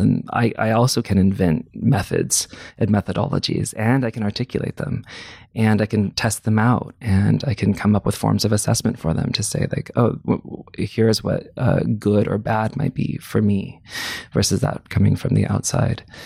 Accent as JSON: {"language": "English", "town": "Clovis", "region": "California", "country": "United States", "tie": "born or raised there", "also_born_or_lived": "Fresno, California", "moved": "yes", "said": "I grew up in a suburb of that place called Clovis, California"}